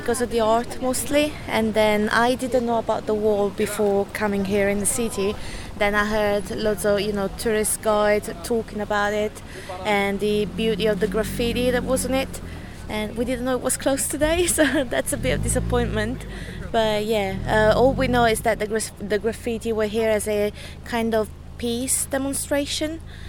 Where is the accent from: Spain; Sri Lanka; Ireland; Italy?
Italy; English is a second language